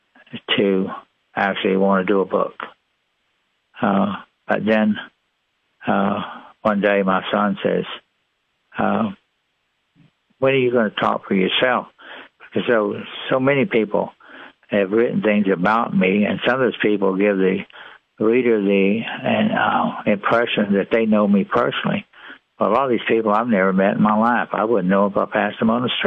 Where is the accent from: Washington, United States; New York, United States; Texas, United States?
Texas, United States; East; also born or lived in Irving, Texas; when I was a young kid growing up in East Texas